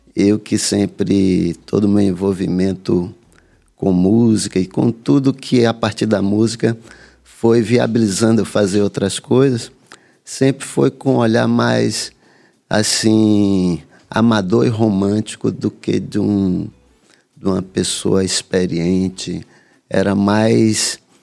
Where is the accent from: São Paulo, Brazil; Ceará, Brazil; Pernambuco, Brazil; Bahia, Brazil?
Bahia, Brazil; Salvador; also born or lived in Santo Amaro; Eu nasci em Santo Amaro vim, e cresci em Salvador.